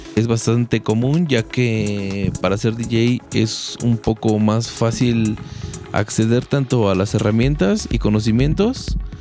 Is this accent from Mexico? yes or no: yes; Mexico; esa mentalidad que tenemos como mexicanos